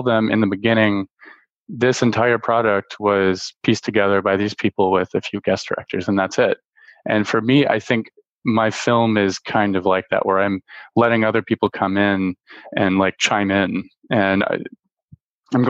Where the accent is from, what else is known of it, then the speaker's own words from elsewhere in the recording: Baton Rouge, Louisiana, United States; I'm from Baton Rouge, Louisiana, and Steven Soderbergh went to my high school